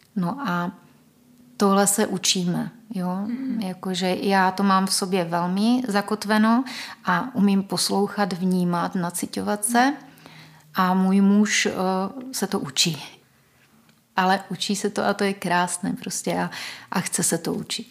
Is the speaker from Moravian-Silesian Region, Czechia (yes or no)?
no; Olomouc, Olomouc Region, Czechia; moved away; já vlastně pocházím původně z Olomouce, kde jsem se narodila mojí biologické mamince.